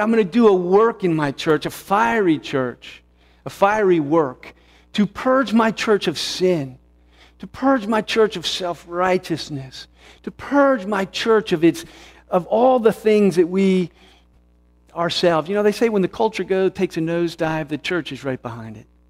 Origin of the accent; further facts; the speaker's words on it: United States; who I am as an American, a red-blooded American